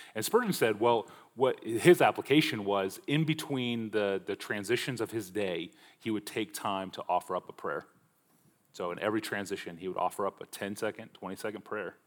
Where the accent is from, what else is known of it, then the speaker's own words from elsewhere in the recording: Omaha, Nebraska, United States; I grew up in Omaha, Nebraska